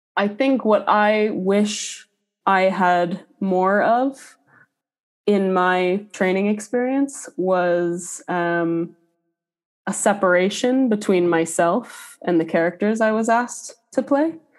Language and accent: English; Minneapolis, Minnesota, United States; moved away as an adult; also born or lived in Boston, Massachusetts; now in Dublin, Ireland; I'm originally from Minneapolis, Minnesota